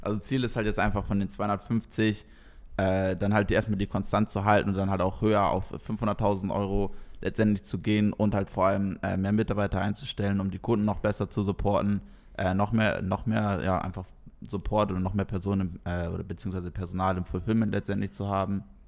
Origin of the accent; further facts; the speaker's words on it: East Frisia, Lower Saxony, Germany; now in Koblenz, Germany; eigentlich komme ich ganz tief aus dem Norden aus, aus Friesland